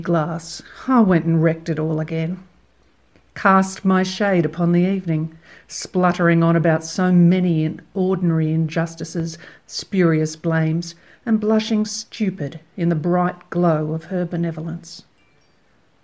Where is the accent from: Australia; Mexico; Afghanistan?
Australia; accent: Australian; I'm an Australian poet, as you can tell by my accent